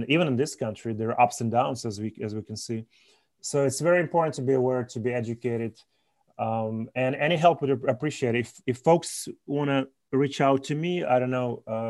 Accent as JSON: {"language": "English", "country": "Belarus", "tie": "born or raised there", "moved": "yes", "lives_now": "United States", "said": "our country, or I guess my home country of Belarus"}